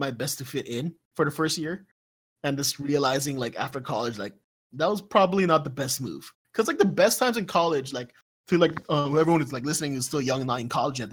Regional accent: Saudi Arabia; moved away; I come from Saudi Arabia

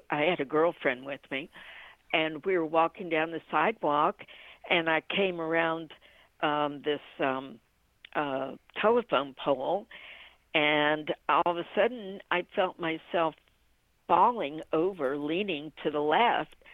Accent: Washington, District of Columbia, United States; born there; also born or lived in Ohio / Orlando; now in DeLand, United States; I was born {S1} in Washington D.C. {S0} and okay. uh, {S1} lived in Ohio, and then from Ohio I came to Orlando. {S0} Okay. {S1} And now I'm in DeLand.

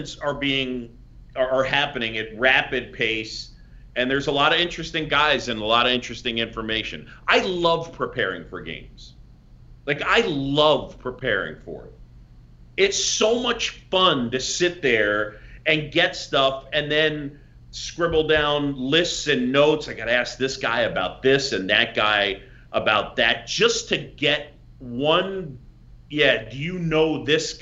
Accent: New York City, New York, United States; growing up in New York City

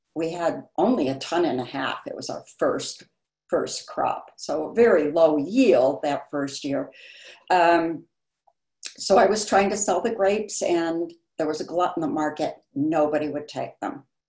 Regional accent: Chicago, Illinois, United States; moved away as an adult; also born or lived in Barrington, Illinois; now in Napa Valley, United States; I was born and raised in Chicago, uh, but as an older child, we moved out to the suburbs, and I went to Barrington High School

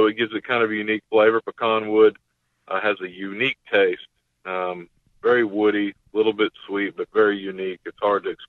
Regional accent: Texas, United States; my home state of Texas

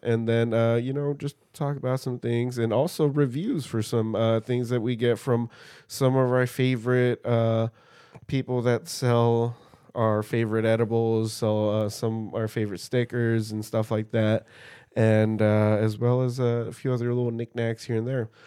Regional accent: California, United States; as a Californian

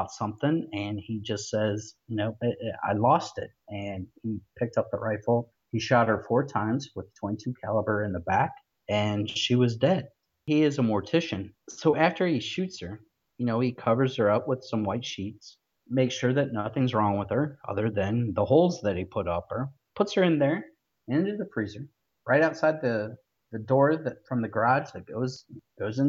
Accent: Ohio, United States; moved away; my home state of Ohio.

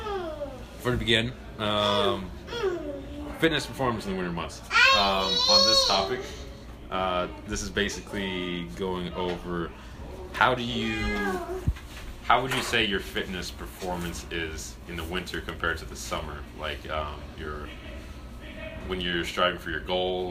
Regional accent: Brighton, Colorado, United States; I'm from Brighton, technically.

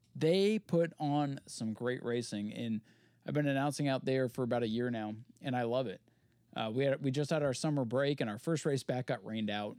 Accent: Maine, United States; moved away; also born or lived in Florida; in my home state.

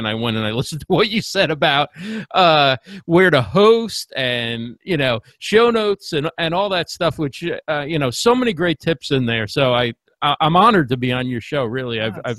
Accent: New Jersey, United States; also born or lived in New York City; So born in New York City, grew up in New Jersey.

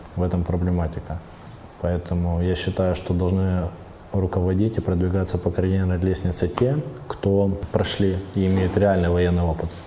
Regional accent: Kupiansk, Kharkiv Oblast, Ukraine; я сам родом с Купинска, а в Купинске молодежь говорила на русском языке

